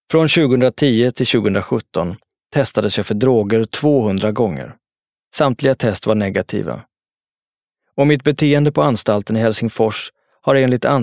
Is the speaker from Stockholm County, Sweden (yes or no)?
yes; Jordbro, Stockholm County, Sweden; Någonting sånt hade jag själv haft nytta av när jag växte upp i Jordbro.